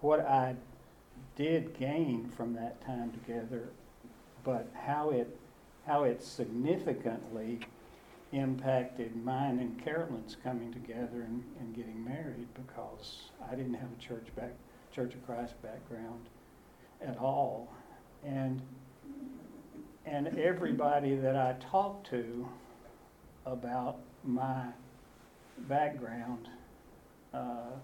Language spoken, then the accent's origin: English; Waverly, Tennessee, United States; I grew up in Waverly, Tennessee